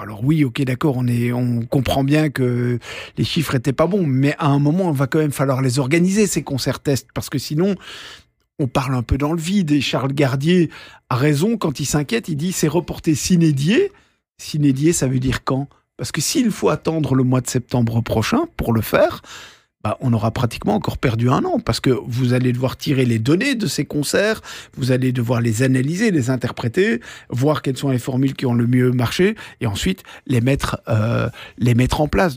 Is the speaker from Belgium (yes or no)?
yes; Belgium; chez nous en Belgique